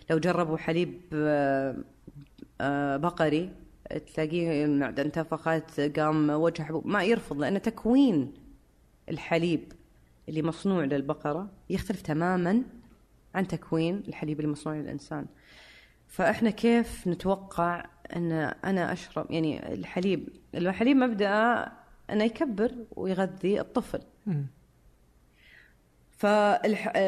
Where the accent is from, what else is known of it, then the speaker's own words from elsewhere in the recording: Syria; فانا سوري آه برجع لها